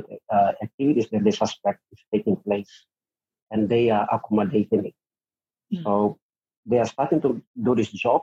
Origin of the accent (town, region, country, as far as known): Papua New Guinea